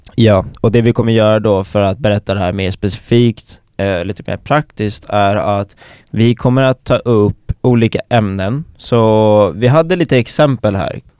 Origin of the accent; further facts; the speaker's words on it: Stockholm, Stockholm County, Sweden; moved away as an adult; now in Umeå, Sweden; jag är uh, gruppens stockholmare. Jag växte upp i storstan